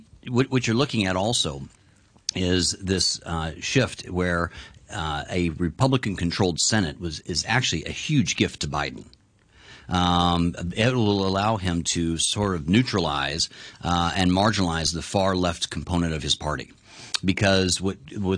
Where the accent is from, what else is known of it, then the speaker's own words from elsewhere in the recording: United States; now in Hong Kong; as an American